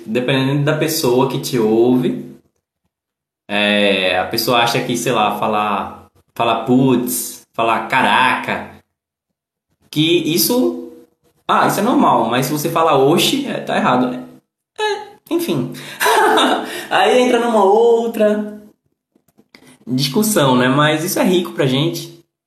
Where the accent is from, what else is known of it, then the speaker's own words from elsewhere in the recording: Northeast Brazil, Brazil; accent: nordestino; como nordestino eu ser barrista